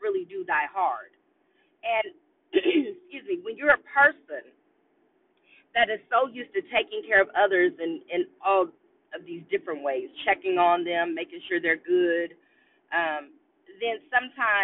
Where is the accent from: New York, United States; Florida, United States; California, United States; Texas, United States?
Texas, United States; Austin; I live in Austin, Texas, and I was born and raised in Austin, Texas